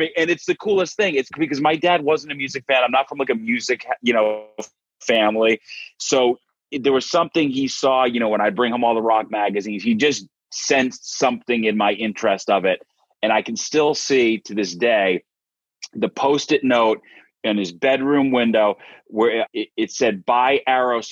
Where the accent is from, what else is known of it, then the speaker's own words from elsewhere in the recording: Dighton, Massachusetts, United States; I'm from Dighton, Massachusetts, which is a small town in southeastern Mass